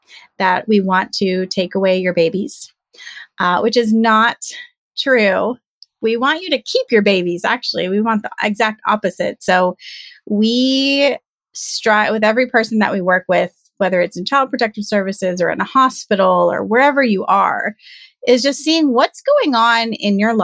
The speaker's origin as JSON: {"language": "English", "region": "Southern California", "country": "United States", "tie": "born or raised there", "said": "I am born and raised in Southern California"}